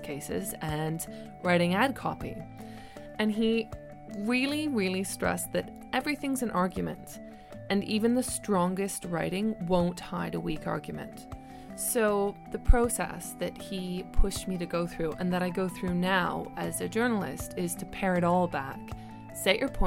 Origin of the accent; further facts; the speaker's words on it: Vancouver, British Columbia, Canada; now in London, United Kingdom; I am originally from Vancouver in Canada, and I've been living in London